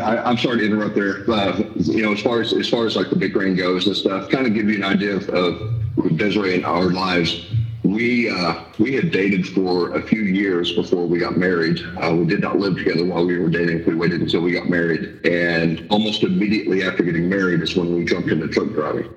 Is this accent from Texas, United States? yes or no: yes; Houston, Texas, United States; I grew up in Houston